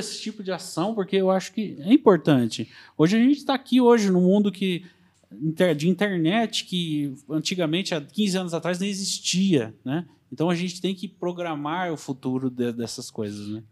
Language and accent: Portuguese; Brazil